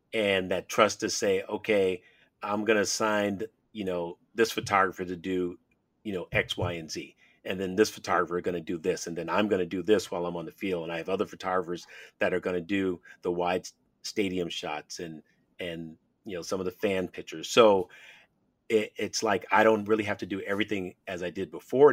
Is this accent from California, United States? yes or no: yes; San Francisco, California, United States; when I was a kid growing up in San Francisco